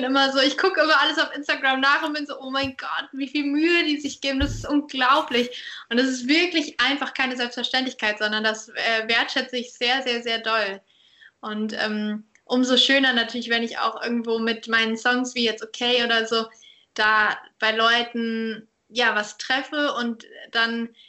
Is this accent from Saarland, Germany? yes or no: yes; Saarbrücken, Saarland, Germany; ja. in Saarbrücken.